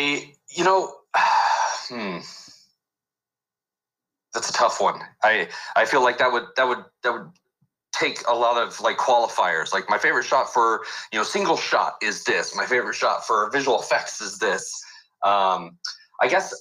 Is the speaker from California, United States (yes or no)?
yes; Selma, California, United States; I was in Central California and in the raisin capital of the world, Selma.